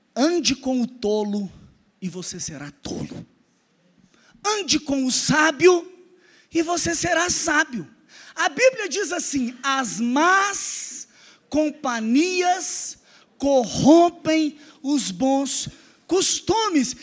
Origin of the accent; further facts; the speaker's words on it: Araxá, Minas Gerais, Brazil; also born or lived in Belo Horizonte; Conhece Araxá? Cidade do interior de Minas, maravilhosa. Foi lá que eu passei minha infância e minha adolescência